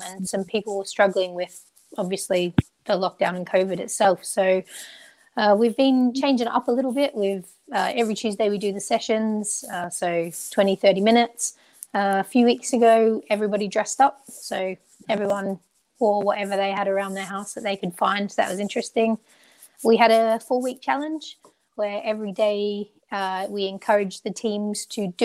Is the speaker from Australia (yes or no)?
yes; Australia; moved away as an adult; now in England; I'm Australian. So when I was in Australia